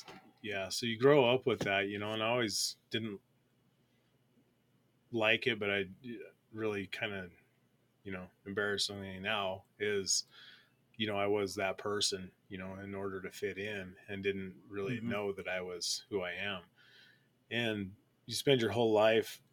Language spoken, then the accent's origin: English; Colorado, United States; growing up in Colorado, I'm a Colorado native. I've been here my whole life, and grew up